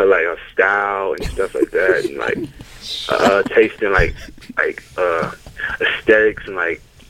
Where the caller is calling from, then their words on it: Atlanta, Georgia, United States; I'm calling from Atlanta.